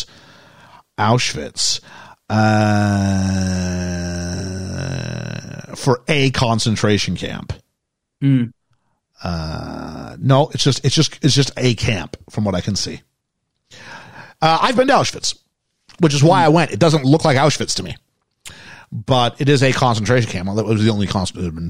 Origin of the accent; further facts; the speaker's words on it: Canada; accent: Canadian; moved away; also born or lived in England; as a Canadian